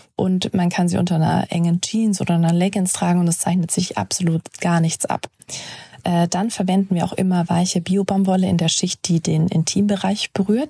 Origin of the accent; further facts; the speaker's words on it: Germany; Jonas und ich kommen aus Deutschland